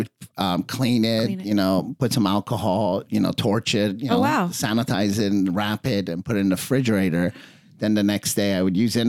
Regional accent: Redondo Beach, California, United States; also born or lived in Iran; I was born in Iran. We came here in 76 before the revolution. Mm-hmm. And my dad had a car wash on the beach. Mm-hmm. I was a surfer, boogie boarder kid at Redondo.

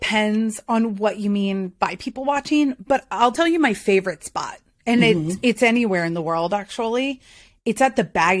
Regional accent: North Carolina, United States; moved away; also born or lived in Boston, United States / Philadelphia, United States; Well, it all started in Beth Israel Hospital in Boston. Just kidding. It did, though. I'm from New England, but I'm a Southern transplant. I've been in North Carolina, hootie-hoo, since I was about nine.

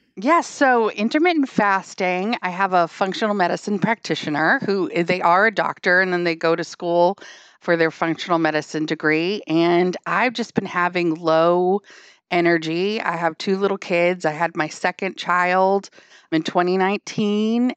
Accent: Hampton, New Hampshire, United States; now in Wilmington, United States; I grew up in a beach town in New Hampshire. So I'm from Hampton, New Hampshire

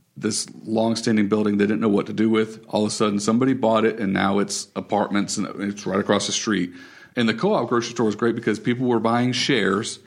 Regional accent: Raleigh, North Carolina, United States; I grew up in Raleigh

